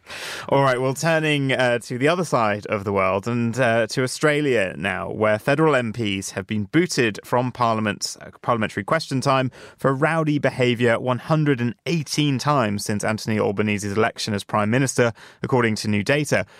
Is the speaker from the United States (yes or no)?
no; Jersey; now in London, United Kingdom; my home island of Jersey